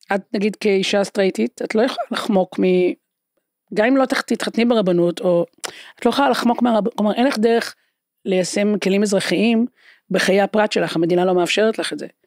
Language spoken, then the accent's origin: Hebrew; Haifa, Haifa District, Israel; אני גדלתי בשכונה שהיו בה באמת כמה מעמדות